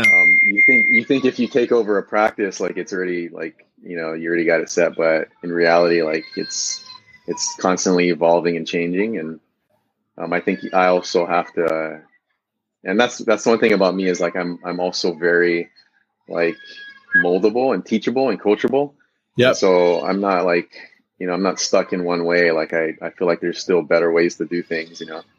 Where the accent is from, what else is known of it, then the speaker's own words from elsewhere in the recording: Big Island, Hawaii, United States; moved away as an adult; also born or lived in Southern California / Central California; I actually was born and raised on the Big Island, Hawaii